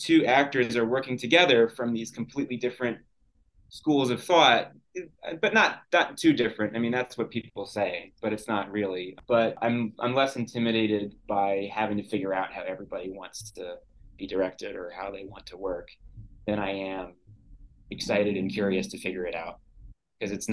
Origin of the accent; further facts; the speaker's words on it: New York, United States; as a kid growing up in New York